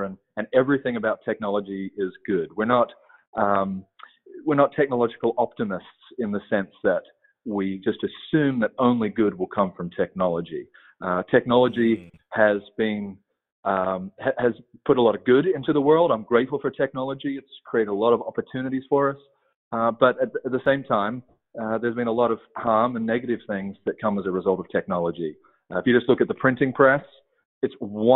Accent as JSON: {"language": "English", "country": "Australia", "moved": "as an adult", "lives_now": "United States", "said": "I'm not from Texas. Originally from Australia. And I moved here at the beginning of 2012 with my wife and three kids at the time."}